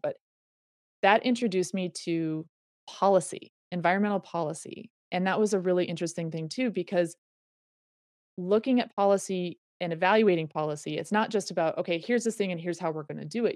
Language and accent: English; Reno, Nevada, United States; I grew up in Reno, Nevada